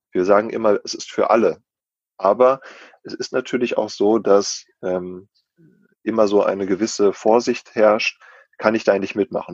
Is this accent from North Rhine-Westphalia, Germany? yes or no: yes; North Rhine-Westphalia, Germany; als Ostwestfale